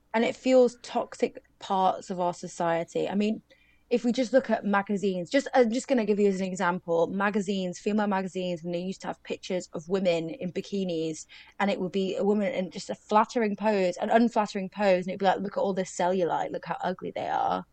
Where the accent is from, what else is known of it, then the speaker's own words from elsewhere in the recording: United Kingdom; we're British